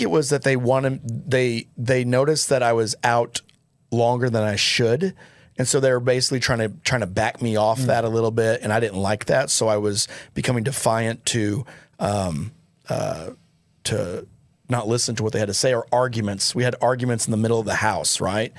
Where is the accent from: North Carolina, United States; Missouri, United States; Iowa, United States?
Missouri, United States; Joplin; moved away; I grew up in Joplin, Missouri, so that's where my stomping grounds were